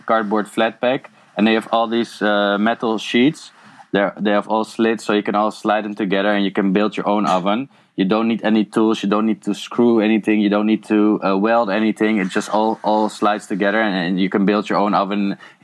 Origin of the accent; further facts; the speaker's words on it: a village next to Amsterdam, North Holland, Netherlands; English is a second language; moved away as an adult; now in Eindhoven, Netherlands; I was born in Amsterdam, and then I grew up in a village next to it